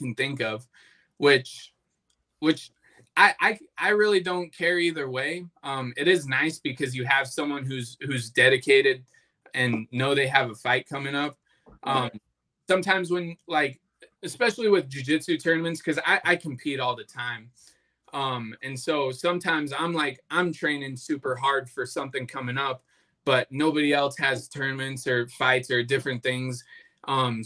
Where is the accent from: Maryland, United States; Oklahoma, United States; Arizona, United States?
Arizona, United States; Flagstaff; he had an affiliate gym up in Flagstaff, which is where I was born and raised